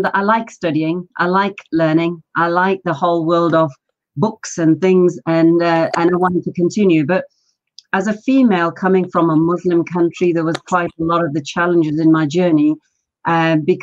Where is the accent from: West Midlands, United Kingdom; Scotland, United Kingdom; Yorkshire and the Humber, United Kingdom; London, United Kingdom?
London, United Kingdom; English is a second language; also born or lived in Pakistan; I was born in Pakistan. So my story really is living an oil-lit lantern village life and arriving in London